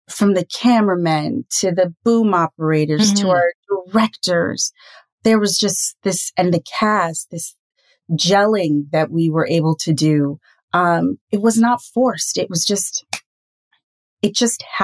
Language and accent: English; Trinidad & Tobago; as a Trinidadian